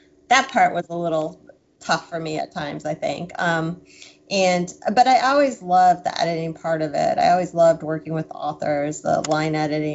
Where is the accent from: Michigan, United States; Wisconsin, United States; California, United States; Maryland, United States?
Wisconsin, United States; moved away as an adult; also born or lived in Boston; I'm still a Midwestern girl at heart. I'm from Wisconsin